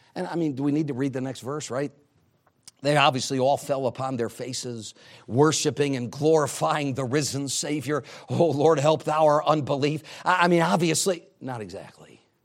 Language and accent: English; New England, United States; I'm from New England